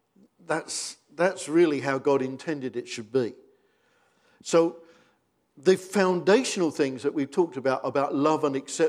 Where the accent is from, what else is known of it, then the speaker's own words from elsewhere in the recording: United Kingdom; because we're British